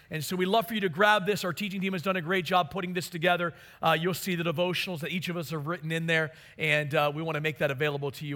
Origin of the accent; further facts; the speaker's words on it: Maryland, United States; moved away; my hometown of Maryland